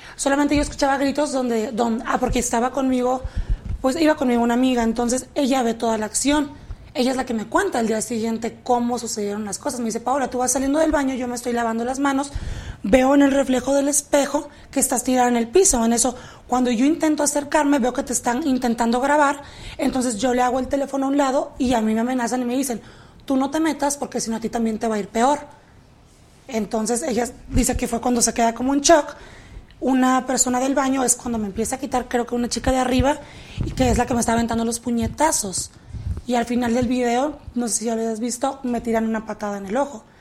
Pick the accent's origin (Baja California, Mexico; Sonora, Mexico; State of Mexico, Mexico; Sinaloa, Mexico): Baja California, Mexico; Tijuana; also born or lived in San Diego, United States; now in Mexico City, Mexico; Yo nací en San Diego, pero yo crecí en la ciudad de Tijuana